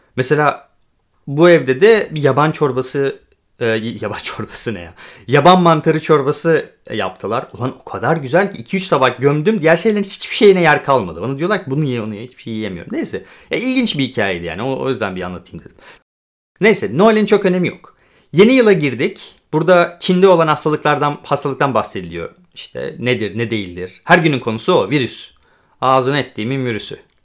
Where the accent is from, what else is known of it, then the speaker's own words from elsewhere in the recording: Turkey; moved away as an adult; now in Poland; Türkiye'de doğdum, Türkiye'de büyüdüm ama ben hem Türk hem Gürcü vatandaşıyım